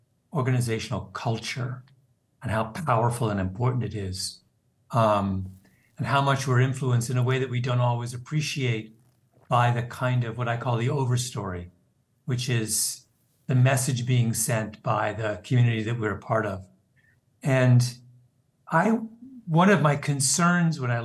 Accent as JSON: {"language": "English", "country": "Canada", "moved": "as an adult", "lives_now": "United States", "said": "I'm a Canadian, and I came to the United States after college and worked"}